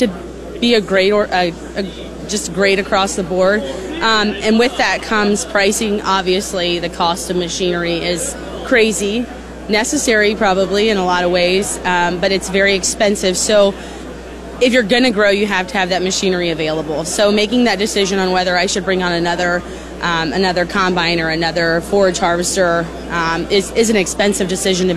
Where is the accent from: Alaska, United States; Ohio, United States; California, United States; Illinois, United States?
Ohio, United States; moved away; I am actually from Ohio. I grew up on a rural, smaller farm